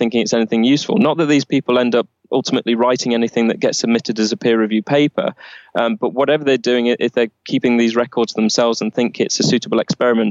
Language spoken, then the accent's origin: English; Nottingham, East Midlands, United Kingdom; my hometown of Nottingham